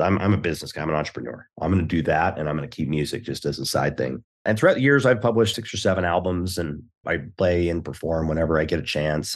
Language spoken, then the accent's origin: English; Houston, Texas, United States; I was born in Houston